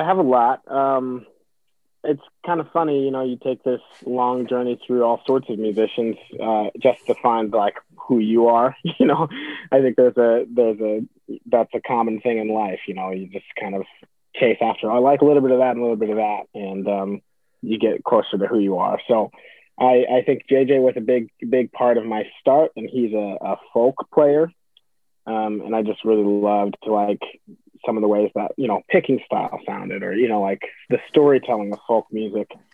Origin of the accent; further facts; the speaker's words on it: Iowa City, Iowa, United States; also born or lived in California; I grew up here in Iowa City, um, so a native. Um, originally, originally from California, but I've been here since I was like three